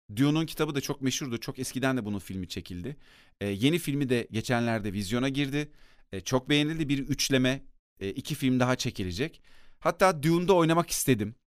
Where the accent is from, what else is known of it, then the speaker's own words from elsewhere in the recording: Akyazı, Sakarya, Turkey; Bir de benim yetiştiğim yer Akyazı, Sakarya'nın Akyazı ilçesi.